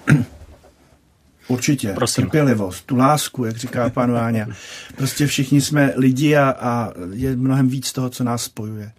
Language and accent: Czech; Prague, Czechia; já jsem se narodil v Praze